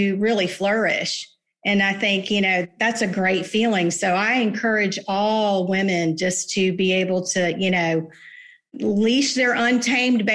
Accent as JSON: {"language": "English", "town": "Jacksonville", "region": "Florida", "country": "United States", "tie": "born or raised there", "said": "I'm a native. I was born in St. Vincent's Hospital, 1966"}